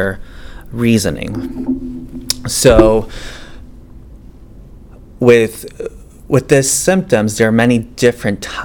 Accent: Bolivia; now in St. Louis, United States; I was born in Bolivia, so I'm a transplant to the United States and also to St. Louis.

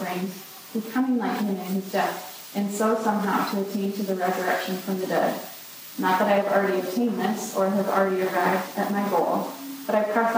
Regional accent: Greenville, South Carolina, United States; now in Minnesota, United States; As Bailey said, I grew up in Greenville, South Carolina, and everyone wonders how you were from South Carolina to Minnesota.

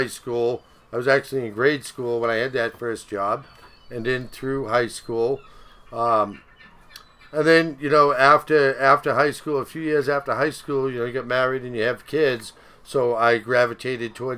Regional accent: Beverly, Massachusetts, United States; I was born in Beverly, Mass.

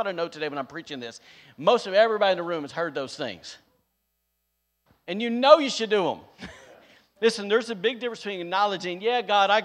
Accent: the South, United States; now in Rockport, United States; I was from the South

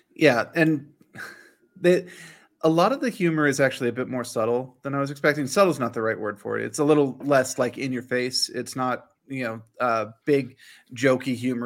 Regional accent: United States; being an American

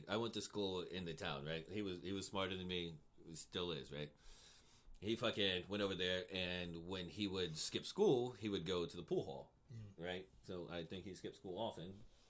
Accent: Mexico; moved away as an adult; also born or lived in United States; now in Cincinnati, United States; I grew up in Mexico. I was down there for, like, 10 years, you know, from all my formative years, like, 9 to 19, something like

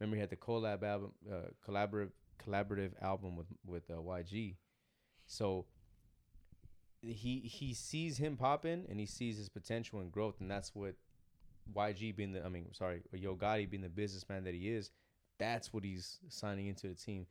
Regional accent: Monterey County, Bay Area, California, United States; moved away; also born or lived in the South (US); I'm coming from Cali, I'm coming from Bay Area, I'm coming from, like, Monterey County type

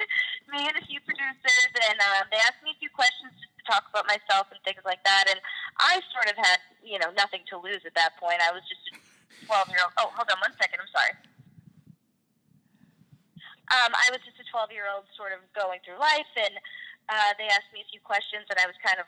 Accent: Massachusetts, United States; I grew up right outside Boston, and I always grew up doing theater.

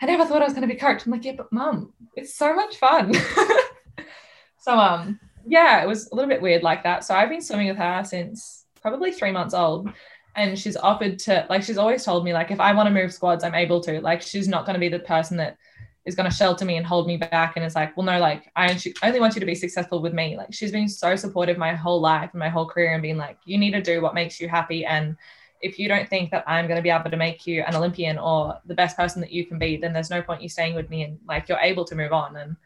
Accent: Queensland, Australia; also born or lived in Sydney, New South Wales; I moved up to Queensland when I was 3 years old

